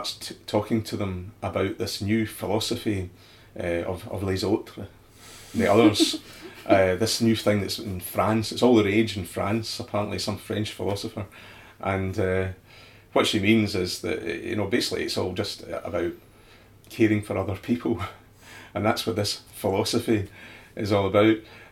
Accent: Scotland, United Kingdom; ourselves as Scottish people

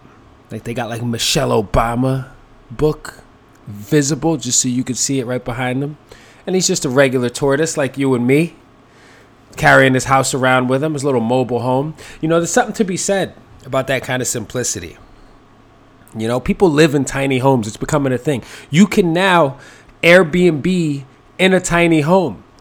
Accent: New York City, New York, United States; when I was growing up in the Bronx

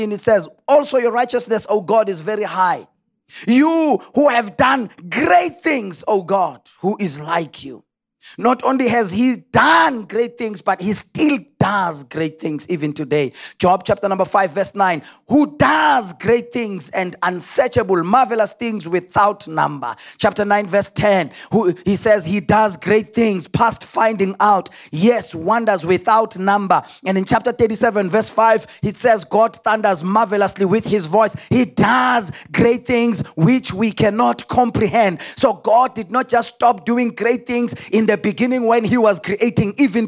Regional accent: South Africa; us in our place as South Africans

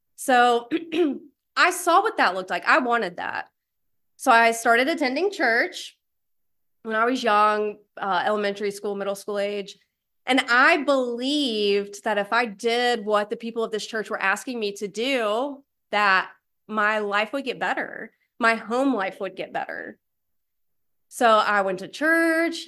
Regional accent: East Tennessee, United States; moved away as an adult; also born or lived in Alabama; now in Raleigh, United States; I did grow up a poor white trash in a trailer in East Tennessee

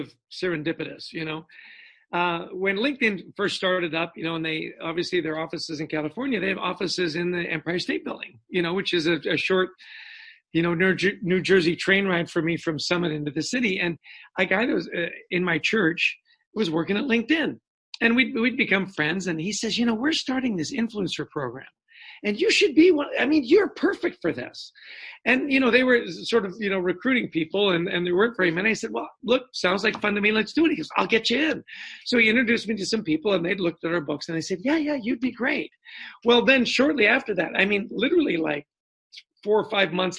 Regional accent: Canada; moved away; And I grew up in Canada

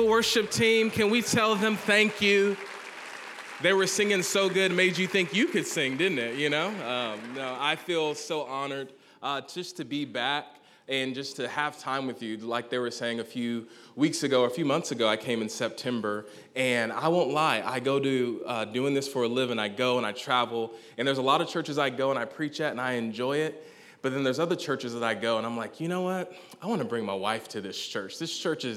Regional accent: Gainesville, Georgia, United States; I hail from Gainesville, Georgia, not Florida

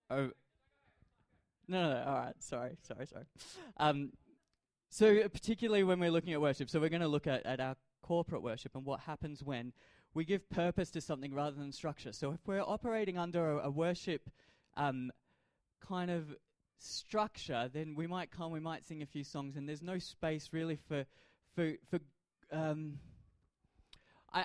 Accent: Adelaide, South Australia, Australia; I grew up in Adelaide and I support the Adelaide Crows

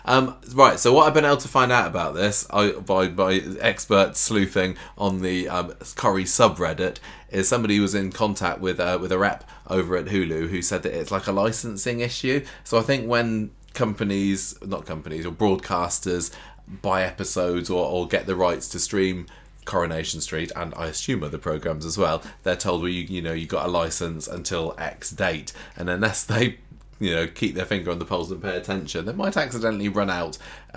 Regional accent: Canada; I'm from Canada, but I watch live always in the UK when it's on because I've got access to it. And I'm ahead in Canada

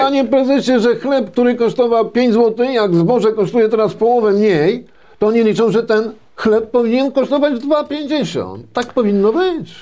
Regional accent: Poland; Ja się urodziłem na wsi, mieszkałem na wsi, e, pracowałem na wsi, tej perelowskiej wsi

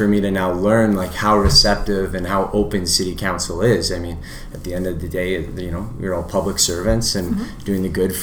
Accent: Vancouver, British Columbia, Canada; moved away as an adult; now in Edmonton, Canada; I was born in Edmonton, but grew up in Vancouver. From the time I was about 1 to 22 years old, I was out in Vancouver.

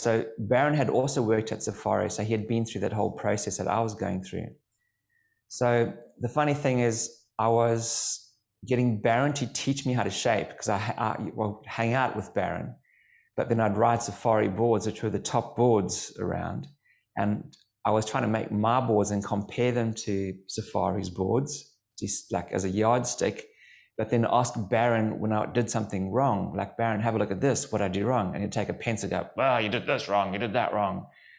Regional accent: Durban, KwaZulu-Natal, South Africa; So originally from Durban in South Africa.

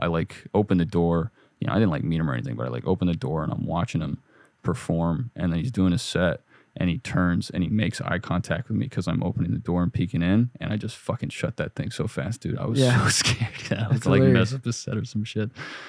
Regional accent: California, United States; No. I'm from Northern California.

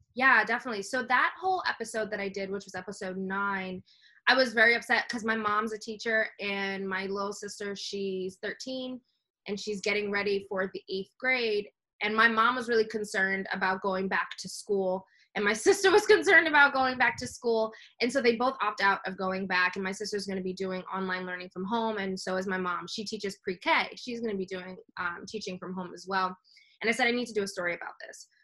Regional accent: New York City, New York, United States; I'm from New York City

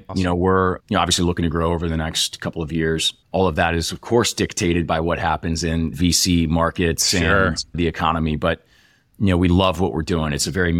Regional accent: Iowa, United States; also born or lived in Nebraska / Texas / Europe / Illinois; So I was born in Nebraska. We moved to Texas. We lived in Europe for a few years, Illinois. We ended up settling in Iowa for junior high and high school for me

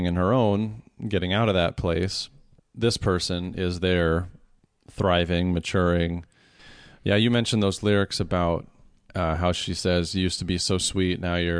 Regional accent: Iowa, United States; moved away; the small town that I grew up back in Iowa

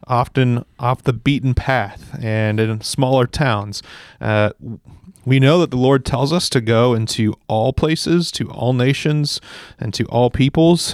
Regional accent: Central Valley, California, United States; this Central Valley, I grew up here. It's my home and I, I understand it

